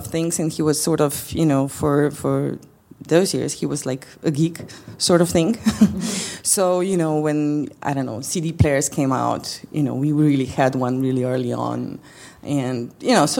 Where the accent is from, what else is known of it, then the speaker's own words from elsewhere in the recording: Slovenia; moved away as an adult; now in Skopje, North Macedonia; I was born still in Yugoslavia